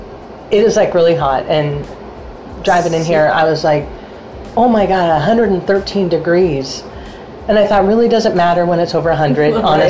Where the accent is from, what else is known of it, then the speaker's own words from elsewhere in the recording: Flagstaff, Arizona, United States; moved away as an adult; we're both from the Flagstaff area